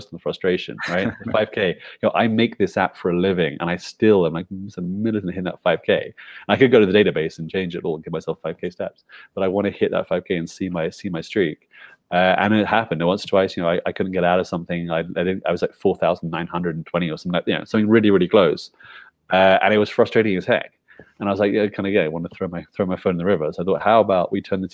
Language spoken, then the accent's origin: English; London, United Kingdom; moved away as an adult; also born or lived in China / Hong Kong / Philippines; now in Guatemala; I went back to the UK, so where I was born and bred in London